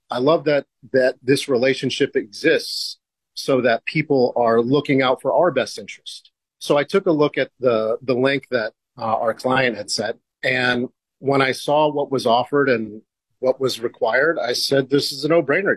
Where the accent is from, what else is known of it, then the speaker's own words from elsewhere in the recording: California, United States; moved away as an adult; now in Portland, United States; I'm from California, so I know that uh, I'm one of those California transplants